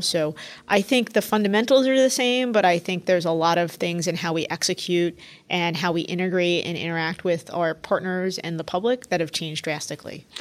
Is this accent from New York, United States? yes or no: yes; New York City, New York, United States; also born or lived in Washington, D.C. / Philadelphia; I grew up in New York City. My parents still live here